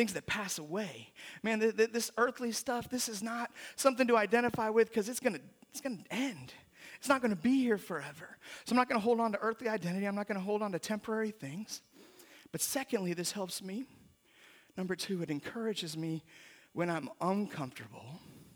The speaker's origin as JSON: {"language": "English", "region": "Mississippi", "country": "United States", "said": "my identity as a Southerner, as a Mississippian"}